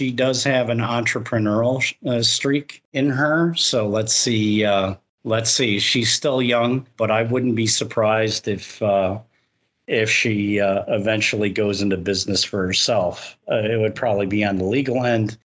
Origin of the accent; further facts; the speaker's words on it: Chicago, Illinois, United States; now in Florida, United States; I come originally from the Chicago area